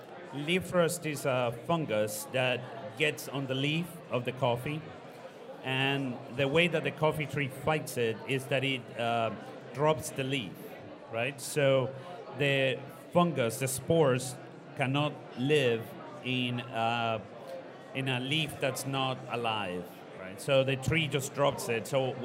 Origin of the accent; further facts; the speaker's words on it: Ecuador; also born or lived in Costa Rica; I grew up in Ecuador, Costa Rica as well, got a business school degree in the United States.